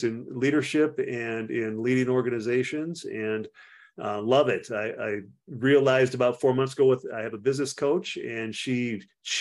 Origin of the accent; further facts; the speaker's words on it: Platteville, Wisconsin, United States; also born or lived in Frankfurt, Germany / Fort Devens, Massachusetts / Panama; I grew up in Platteville, Wisconsin, and right after high school, I went in the Army